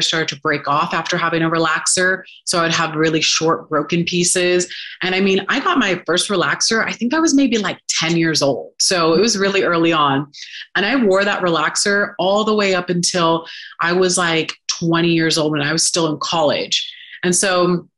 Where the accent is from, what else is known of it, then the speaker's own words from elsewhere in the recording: Sacramento, California, United States; moved away as an adult; also born or lived in Los Angeles, California; now in Southern Utah, United States; I'm from Sacramento. So then I moved out to LA to pursue acting and modeling.